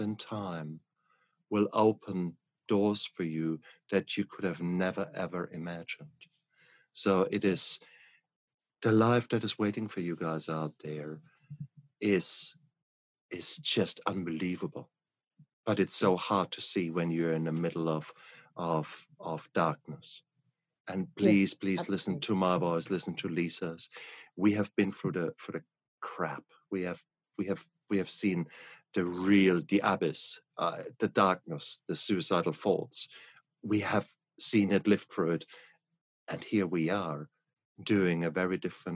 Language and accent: English; England, United Kingdom; I'm English